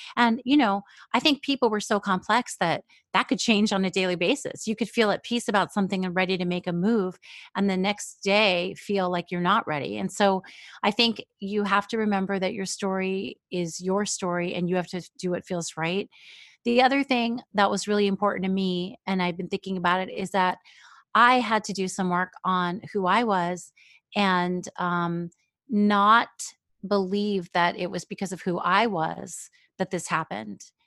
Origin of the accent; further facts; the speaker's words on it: New York, United States; also born or lived in Israel; now in Seattle, United States; in New York, I lived for a long time where there was a lot of Jewish people, but also my elementary school was a melting pot